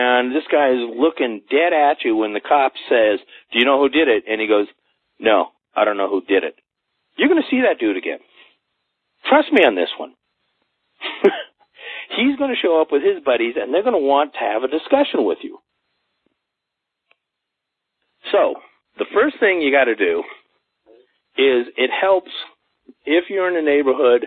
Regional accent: Los Angeles, California, United States; now in Colorado, United States; I grew up in Los Angeles

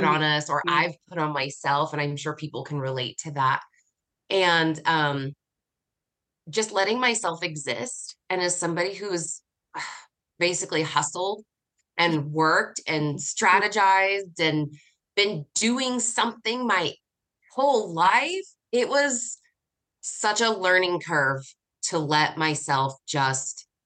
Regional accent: United States; I'm from the United States

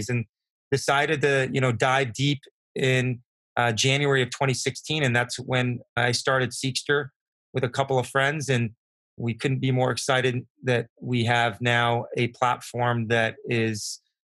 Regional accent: San Diego, California, United States; Growing up in San Diego, I was very fortunate to grow up in a biotech community around innovators

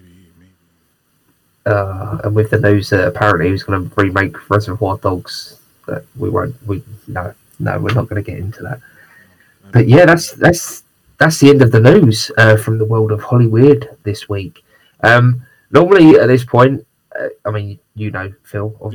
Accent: United Kingdom; I'm very British

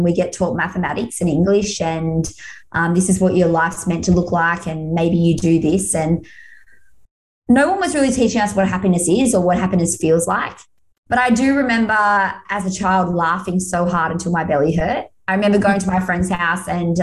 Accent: Australia; I had to come home to Australia.

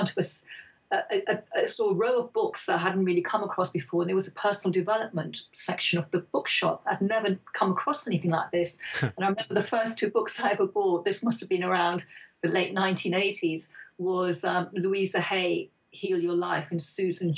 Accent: England, United Kingdom; also born or lived in India; my parents came over from India in the early 60s to settle in England to make a better life for themselves and for their children

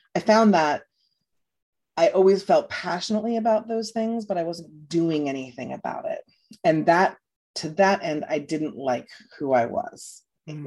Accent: New York, United States; moved away as an adult; also born or lived in Louisiana; now in Florida, United States; I'm from New York

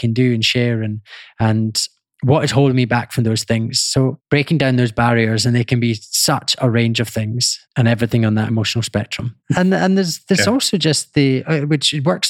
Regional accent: Scotland, United Kingdom; I grew up in Scotland

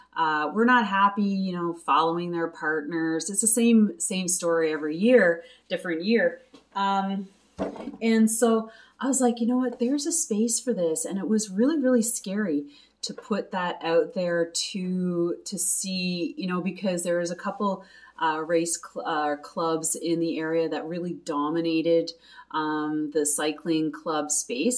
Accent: Quebec, Canada; I'm originally from Quebec. Uh, yes, I am a English speaking Quebecer

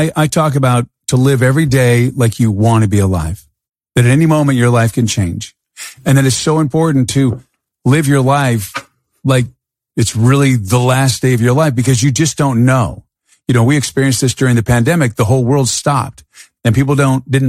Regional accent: United States; born and raised in the United States of America

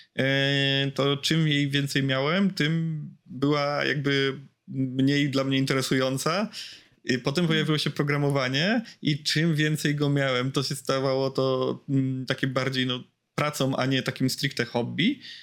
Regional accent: Łódź, Łódź Voivodeship, Poland; bo jestem z Łodzi

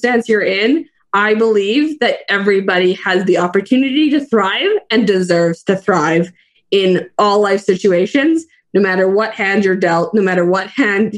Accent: Fernie, British Columbia, Canada; I live in beautiful Fernie, British Columbia, Canada

